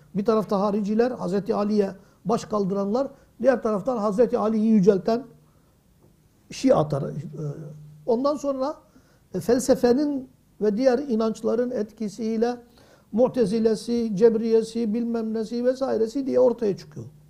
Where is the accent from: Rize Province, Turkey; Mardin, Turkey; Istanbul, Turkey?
Mardin, Turkey; 58 yılına kadar ben o caminin kapısında 8 yaşındaydım. Dayımın evi o yol üzerindeydi.